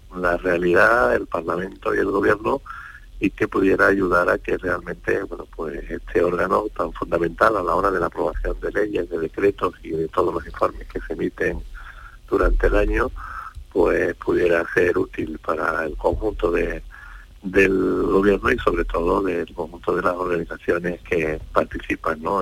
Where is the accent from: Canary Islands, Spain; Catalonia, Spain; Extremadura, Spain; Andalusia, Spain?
Andalusia, Spain; soy andaluz